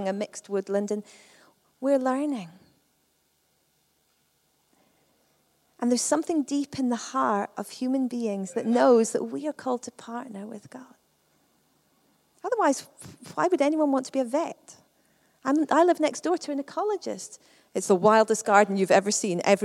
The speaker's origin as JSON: {"language": "English", "town": "Perth", "region": "Scotland", "country": "United Kingdom", "tie": "born or raised there", "said": "I come from Perth."}